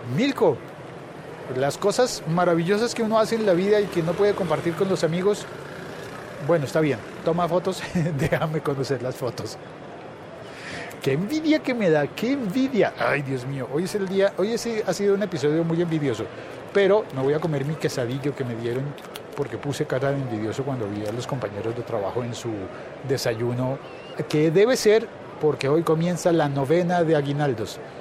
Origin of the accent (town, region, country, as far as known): Colombia